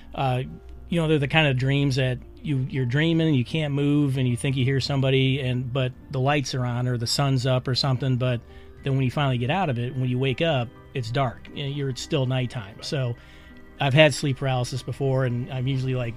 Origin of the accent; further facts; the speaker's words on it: Michigan, United States; moved away as an adult; also born or lived in West Point, New York; I'm from Michigan originally